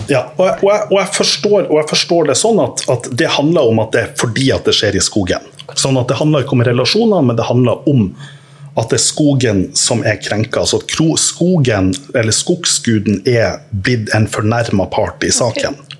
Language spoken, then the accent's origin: Norwegian; Norway; Jeg er jo norsk